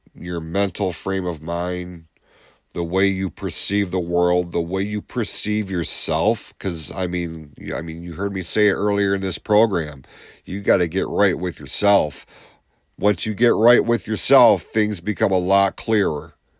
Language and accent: English; Lapeer, Michigan, United States; this is my hometown.